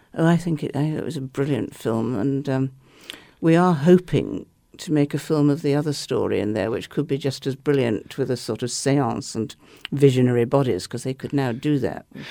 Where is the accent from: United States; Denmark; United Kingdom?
United Kingdom; England; I'm an English liberal skeptic